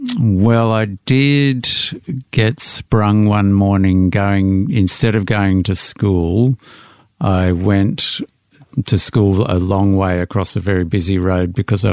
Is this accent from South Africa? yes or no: no; Melbourne, Victoria, Australia; I was in the inner city in Pascoe Vale for the first 8 or 9 years, and then we moved out to the eastern suburbs, which was all rapidly converted in orchards into new housing estates.